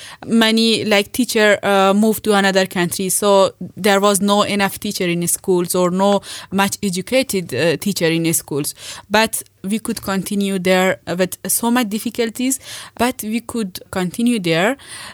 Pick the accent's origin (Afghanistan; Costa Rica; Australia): Afghanistan; Nimruz; moved away as an adult; also born or lived in India; now in Germany; I am from Nimruz province of Afghanistan.